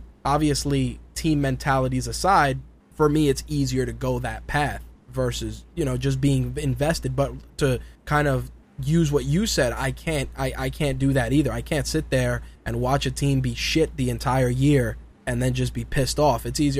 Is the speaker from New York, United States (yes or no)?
yes; New York, United States; that's just being a New Yorker.